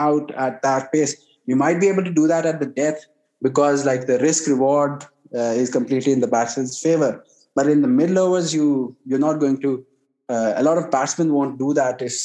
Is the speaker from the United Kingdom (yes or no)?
no; Pakistan; I'm a Pakistani